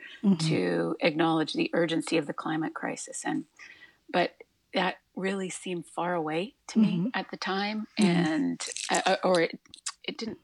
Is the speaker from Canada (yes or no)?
yes; Alberta, Canada; moved away as an adult; also born or lived in New York City area; now in New York City, United States; I was born and raised in Canada, in Alberta, and I spent now half my life in the New York City area